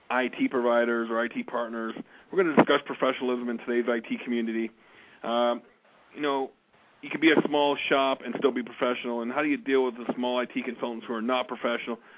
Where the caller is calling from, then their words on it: Calgary, Alberta, Canada; I'm broadcasting from Calgary, Alberta, Canada.